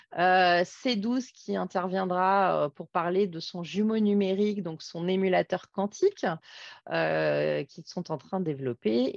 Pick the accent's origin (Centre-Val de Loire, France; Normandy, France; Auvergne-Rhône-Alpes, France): Auvergne-Rhône-Alpes, France; Grenoble; chez nous à Grenoble